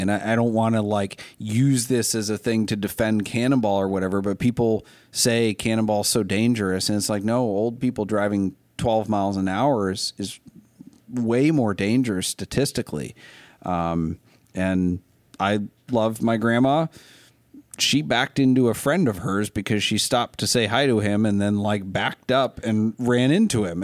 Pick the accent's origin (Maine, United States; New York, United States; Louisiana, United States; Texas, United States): Maine, United States; Lincoln County; I grew up in Lincoln County, Maine